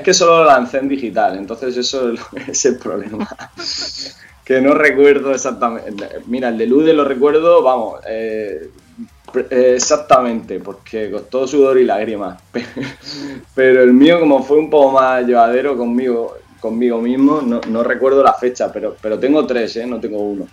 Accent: Hellín, Albacete, Castilla-La Mancha, Spain; now in Murcia, Spain; yo soy de Jin, vivo, bueno, vivía en Albacete Jin y, vine a Murcia a vivir

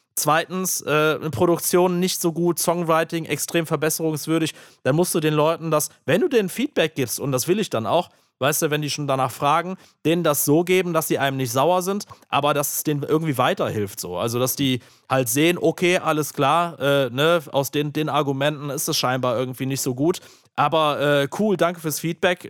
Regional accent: Aachen, North Rhine-Westphalia, Germany; in Aachen, meiner Heimat

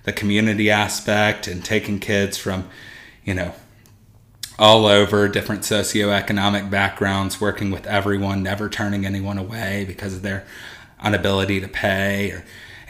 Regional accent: Mississippi, United States; moved away as an adult; also born or lived in Tupelo, Mississippi / Columbus, Mississippi; now in Memphis, United States; I grew up in Mississippi, but not too far from the state line

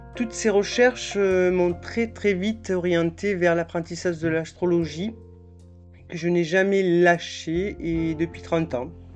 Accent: south of France, France; accent: petit accent du sud de la France; j'ai un petit accent du sud de la France

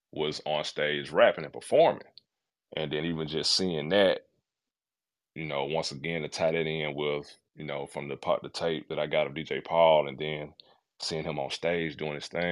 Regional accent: Memphis, Tennessee, United States; I'm from Memphis

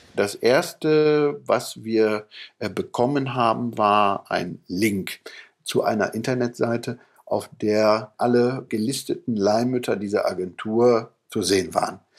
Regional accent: Papenburg, Lower Saxony, Germany; ich komme ja aus dem Norden Deutschlands, von der Nordsee

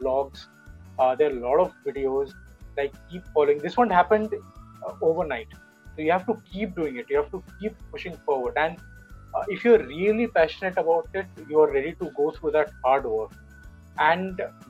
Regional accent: India

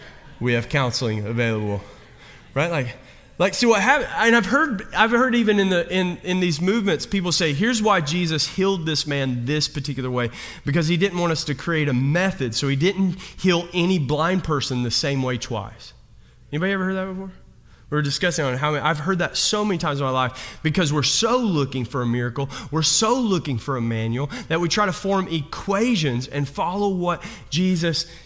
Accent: Kentucky, United States; I'm from Kentucky

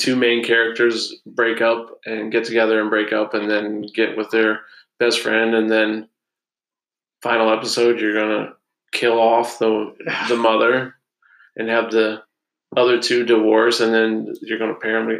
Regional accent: Ohio, United States; I'm from Ohio.

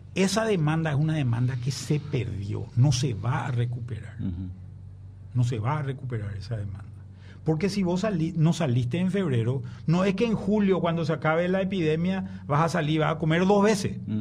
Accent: Paraguay; como paraguayo, como prensa

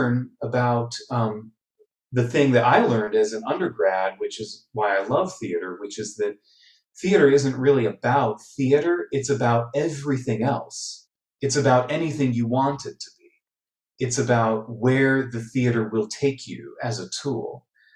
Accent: Wooster, Ohio, United States; I grew up attending in Ohio, their Ohio Light Opera in Worcester, and attended that regularly

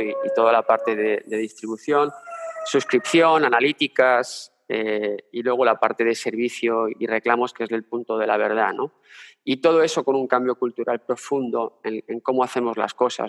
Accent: Spain; moved away as an adult; also born or lived in Berlin; mi mujer y yo somos españoles

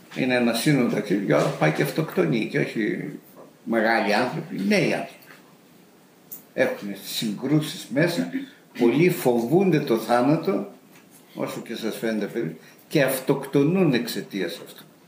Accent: Macedonia, Greece; moved away as an adult; also born or lived in England; στη Μακεδονία που γεννήθηκα εγώ

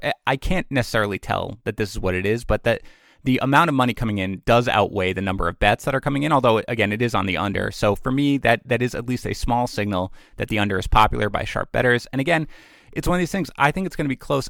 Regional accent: New York City, New York, United States; also born or lived in Buffalo; I'm from Queens, Jets and Mets.

